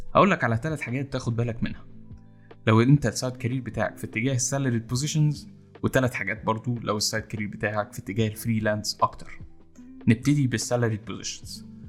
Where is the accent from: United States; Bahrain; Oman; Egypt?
Egypt; إن إحنا كمصريين